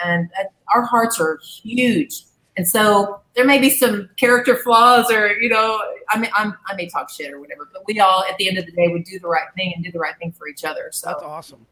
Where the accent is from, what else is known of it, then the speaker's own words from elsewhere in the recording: Arkansas, United States; moved away as an adult; also born or lived in Dallas, Texas; I'm from Arkansas originally, and mm-hmm. so I grew up raising horses